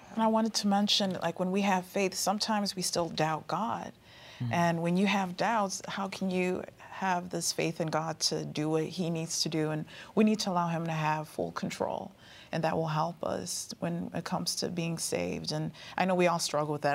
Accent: Maryland, United States; I'm from Maryland, but my family's originally from Tanzania, so I represent both cultures.

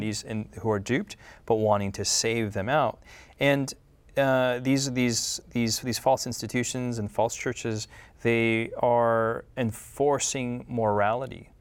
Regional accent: United States; I'm from the United States

